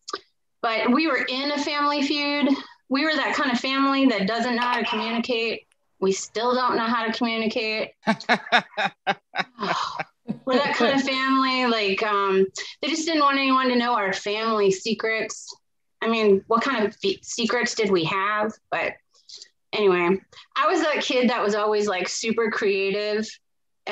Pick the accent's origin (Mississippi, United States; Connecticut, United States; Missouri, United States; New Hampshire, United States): New Hampshire, United States; growing up in New Hampshire